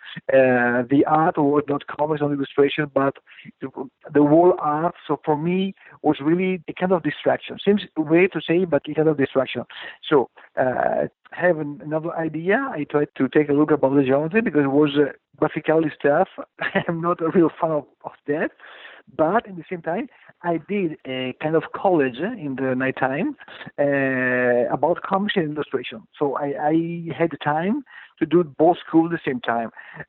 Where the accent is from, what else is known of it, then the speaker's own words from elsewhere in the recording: Italy; Italy is a really ancient place, ancient country, with all the best about the history and for the worst at the same time. Small country, but at the same time full of things to understand, to know, whatever the history is, like the culture, the arts.